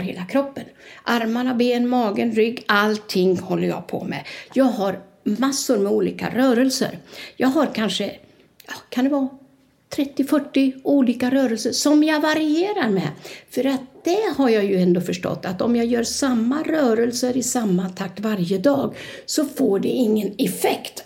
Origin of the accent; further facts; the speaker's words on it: Sweden; first language Swedish; moved away as an adult; now in Torrevieja, Spain; jag är från Sverige